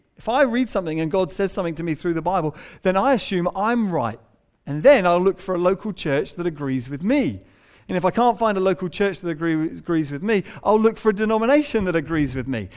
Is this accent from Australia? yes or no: no; England, United Kingdom; we're English